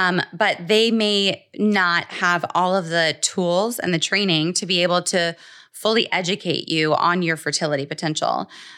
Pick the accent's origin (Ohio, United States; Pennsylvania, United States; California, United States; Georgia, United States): Georgia, United States; Atlanta; So basically, my story in a nutshell is that I am originally from Atlanta